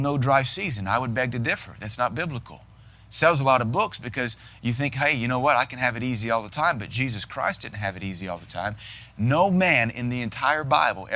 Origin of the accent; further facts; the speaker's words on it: Seattle, Washington, United States; I was raised in Seattle